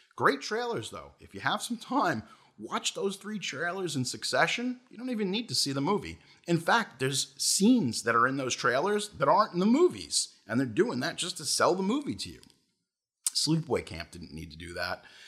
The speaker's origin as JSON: {"language": "English", "town": "Brentwood", "region": "New York", "country": "United States", "tie": "born or raised there", "said": "where I grew up in Brentwood and here in New York"}